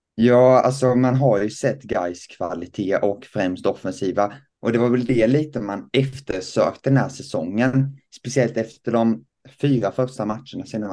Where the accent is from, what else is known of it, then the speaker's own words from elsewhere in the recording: Lessebo, Kronoberg County, Sweden; jag kommer då eh, från Lessebo, en liten by eh, utanför Växjö